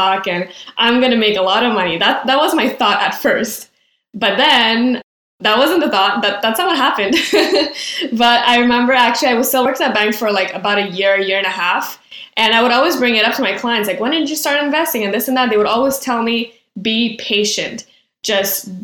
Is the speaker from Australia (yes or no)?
no; Quebec, Canada; I'm from Quebec. We finished high school at 17. And then from the ages of 17 to 19, we go to CEGEP